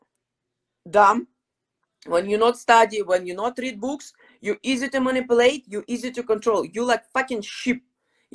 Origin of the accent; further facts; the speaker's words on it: Odesa, Odesa Oblast, Ukraine; English is a second language; moved away; also born or lived in Crimea / Mykolaiv; my hometown is Odessa, beautiful city, huge city, more than 1 million people in the city